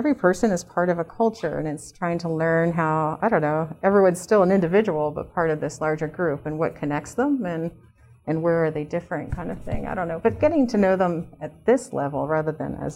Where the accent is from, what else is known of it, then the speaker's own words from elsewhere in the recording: Camden, New Jersey, United States; moved away as an adult; also born or lived in Philadelphia, Pennsylvania; now in Colorado, United States; raised in the suburbs of New Jersey, just outside of Philly